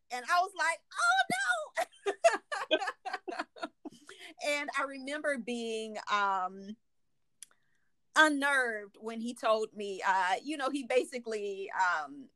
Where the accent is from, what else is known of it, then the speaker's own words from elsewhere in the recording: Atlanta, Georgia, United States; I grew up in a Baptist church in the South. I'm from Atlanta